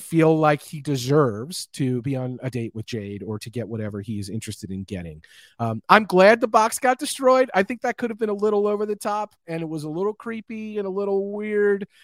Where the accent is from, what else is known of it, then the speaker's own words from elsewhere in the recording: United States; as an American